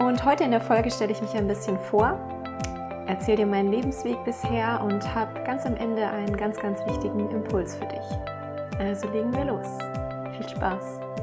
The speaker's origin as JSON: {"language": "German", "town": "Heilbronn", "region": "Baden-Württemberg", "country": "Germany", "tie": "born or raised there", "also_born_or_lived": "Karlsruhe", "said": "Also aufgewachsen bin ich in Heilbronn in Baden-Württemberg."}